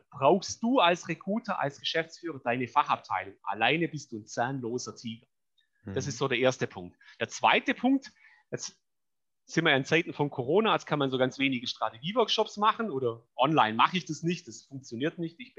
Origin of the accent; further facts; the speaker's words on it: Baden-Württemberg, Germany; Ich bin Schwabe, ich bin faul, das soll heißen.